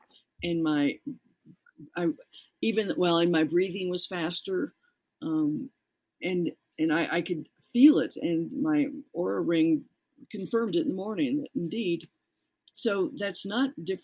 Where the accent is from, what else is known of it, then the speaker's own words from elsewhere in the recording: Colorado, United States; I'm from Colorado